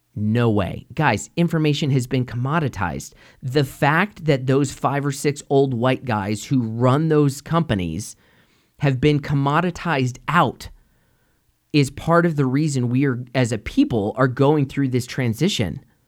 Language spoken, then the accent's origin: English; United States; as an American